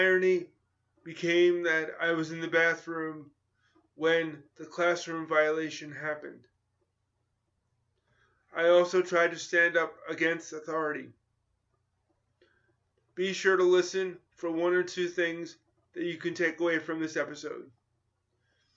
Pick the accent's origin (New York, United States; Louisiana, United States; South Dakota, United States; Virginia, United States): New York, United States; I grew up in New York in competitive schools